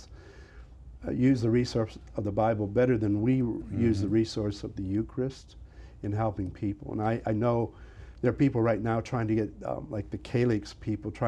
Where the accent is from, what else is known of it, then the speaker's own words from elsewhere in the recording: near Bellevue, Ohio, United States; it was in my hometown backyard, mm-hmm. the Diocese of Toledo